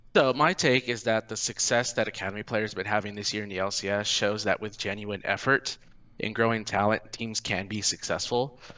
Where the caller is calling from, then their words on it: Dallas, Texas, United States; I'm calling from Dallas